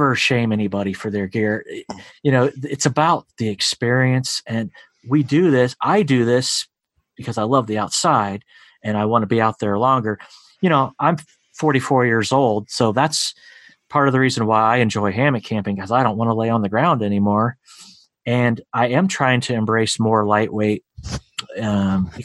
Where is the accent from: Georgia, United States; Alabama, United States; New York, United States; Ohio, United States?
Ohio, United States; my home state here of Ohio